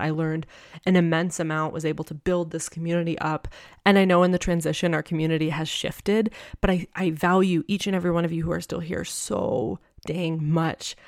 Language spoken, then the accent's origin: English; New Hampshire, United States; moved away as an adult; also born or lived in Tucson; I had lived the first twenty-four years of my life in New Hampshire with my family